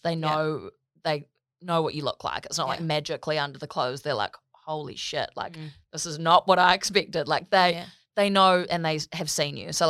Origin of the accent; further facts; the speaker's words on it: Gold Coast, Queensland, Australia; born there; I was born on the Gold Coast.